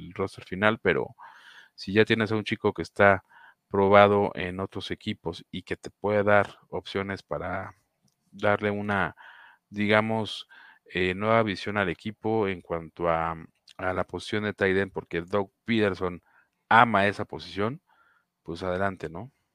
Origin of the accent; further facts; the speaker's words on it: Mexico; uno como fanático mexicano de los Jacksonville Jaguars